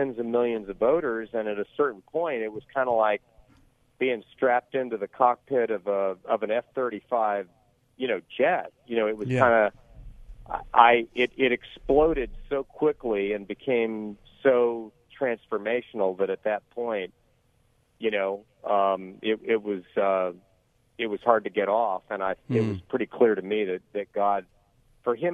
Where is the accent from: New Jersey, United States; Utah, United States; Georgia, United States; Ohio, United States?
Georgia, United States; My home state of Georgia